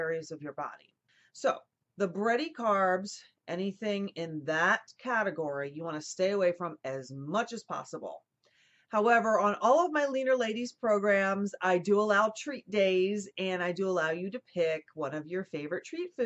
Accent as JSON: {"language": "English", "region": "New Jersey", "country": "United States", "tie": "born or raised there", "said": "I grew up with in New Jersey"}